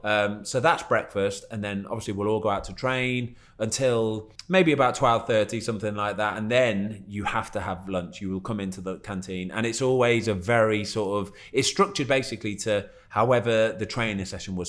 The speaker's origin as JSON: {"language": "English", "town": "Leamington Spa", "region": "West Midlands", "country": "United Kingdom", "tie": "born or raised there", "said": "I was born in Leamington, which is probably what 15, 20 minutes away"}